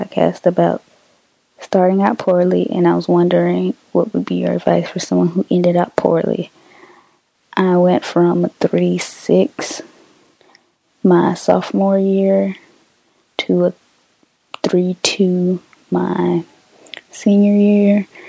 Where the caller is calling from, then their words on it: Tallahassee, Florida, United States; I'm calling from Tallahassee.